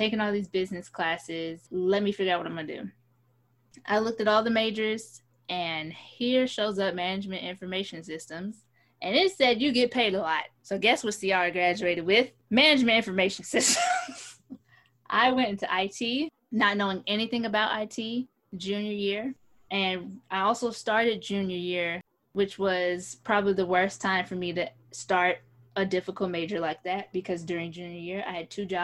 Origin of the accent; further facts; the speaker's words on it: New York City, New York, United States; moved away; back home to where I was born in the Big Apple